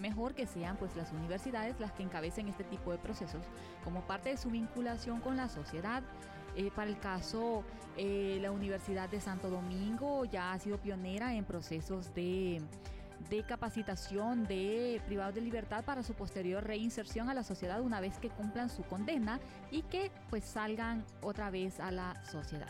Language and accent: Spanish; Honduras; first language Spanish